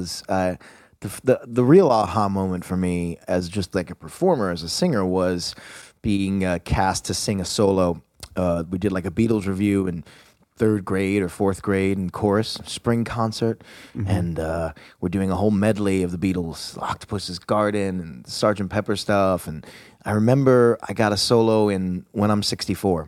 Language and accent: English; Long Island, New York, United States; I grew up on Long Island, not far from here. Maybe, let's say in car with no traffic, maybe 29 minutes